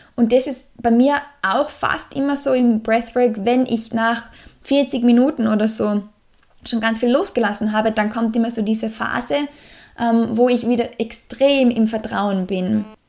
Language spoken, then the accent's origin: German; Salzburg, Austria; im Salzburger Land, in meiner Heimat